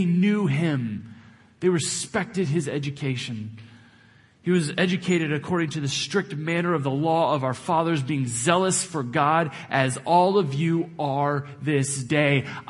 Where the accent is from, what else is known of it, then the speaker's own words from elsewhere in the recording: Texas, United States; now in Topeka, United States; In Texas, where I grew up